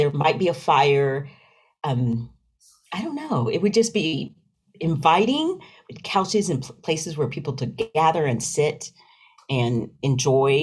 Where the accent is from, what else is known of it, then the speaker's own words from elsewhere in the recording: Knoxville, Tennessee, United States; also born or lived in Rocky Mount, North Carolina / near Nashville, Tennessee; Born in Rocky Mount, North Carolina, but raised in Knoxville, Tennessee